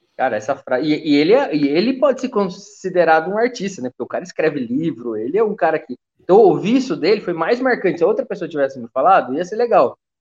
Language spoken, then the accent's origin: Portuguese; Taubaté, São Paulo, Brazil; eu sou de Taubaté